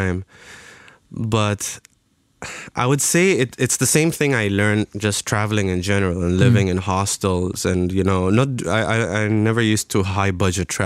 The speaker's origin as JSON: {"language": "English", "country": "Oman", "said": "I'm from Oman"}